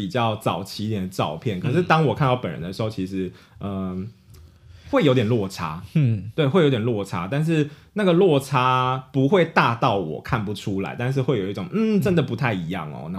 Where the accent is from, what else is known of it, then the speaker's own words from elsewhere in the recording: Taiwan; 我是台湾人